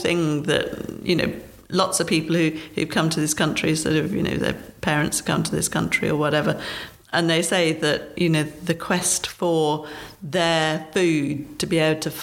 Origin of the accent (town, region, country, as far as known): United Kingdom